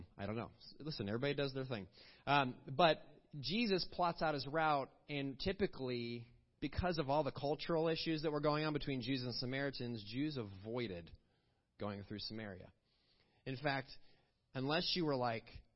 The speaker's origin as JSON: {"language": "English", "town": "Villa Park", "region": "Illinois", "country": "United States", "tie": "born or raised there", "said": "I grew up in a small town called Villa Park, Illinois"}